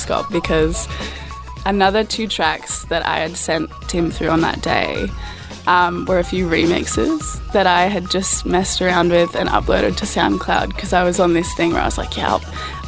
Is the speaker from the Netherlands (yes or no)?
no; Canberra, Australian Capital Territory, Australia; now in Melbourne, Australia; I'm from Canberra originally